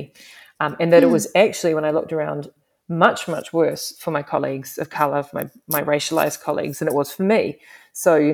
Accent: New Zealand; also born or lived in England; now in Canada; the New Zealand, you know, I come from a different country

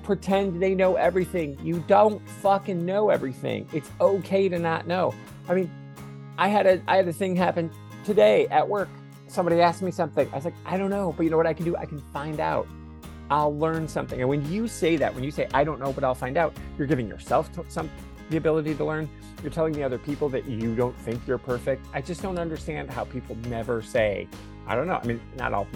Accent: Michigan, United States; I'm a gentleman from Michigan

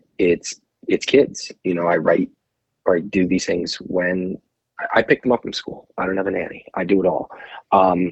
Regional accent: New Jersey, United States; moved away as an adult; also born or lived in Morristown, New Jersey / Manhattan, New York; now in West Coast, United States; Growing up in New Jersey, I went to NYU film school.

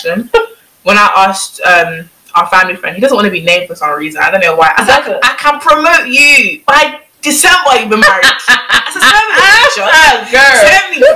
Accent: Nigeria; us being Nigerian

